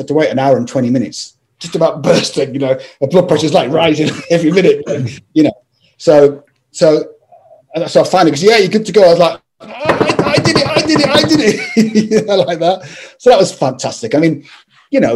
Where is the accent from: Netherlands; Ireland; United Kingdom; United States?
United Kingdom; Scotland; I'm from Scotland